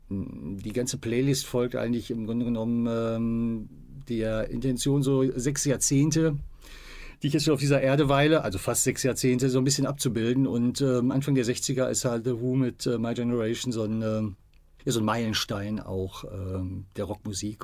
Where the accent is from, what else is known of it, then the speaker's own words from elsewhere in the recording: Bielefeld, North Rhine-Westphalia, Germany; moved away as an adult; also born or lived in Iserlohn; als ich da ähm, 1966 geboren wurde, also in der Siedlung, wo ich wohnte, bei einer Hebamme, war das noch ein eigenständiger Stadtteil. Ist erst äh, 73, 74 eingemeindet worden und gehört jetzt zu Bielefeld.